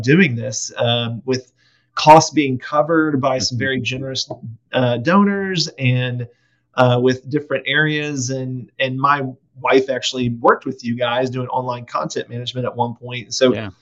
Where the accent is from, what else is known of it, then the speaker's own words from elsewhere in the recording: just outside of Nashville, Tennessee, United States; moved away as an adult; also born or lived in Oklahoma / Houston, Texas / Huntsville / San Antonio, Texas; now in Texas, United States; I grew up just outside of Nashville, Tennessee